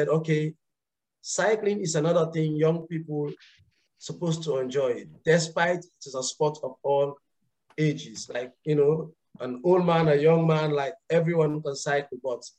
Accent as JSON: {"language": "English", "town": "Kabala", "region": "Northern Province", "country": "Sierra Leone", "said": "So originally I am from Kabala, the upper northern part of Sierra Leone. And I migrated to Lone Star 15 years ago, of which I finished my high schools there."}